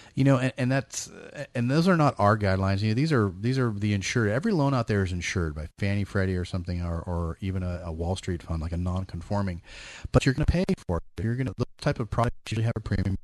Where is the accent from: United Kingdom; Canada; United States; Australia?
United States; East Bay, California; moved away as an adult; now in Sacramento area, United States; I grew up in the East Bay